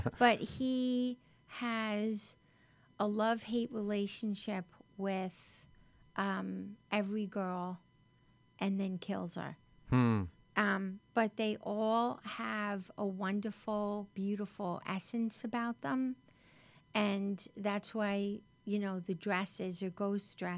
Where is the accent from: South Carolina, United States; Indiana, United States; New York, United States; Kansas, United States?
New York, United States; Westchester; accent: New York; now in Los Angeles, United States; I grew up in Westchester